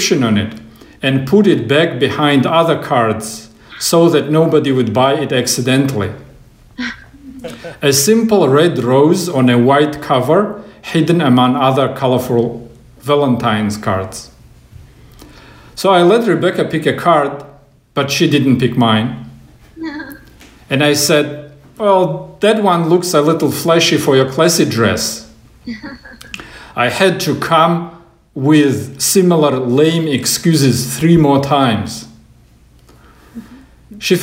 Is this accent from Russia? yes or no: yes; Russia; moved away as an adult; now in United States; I'm from Russia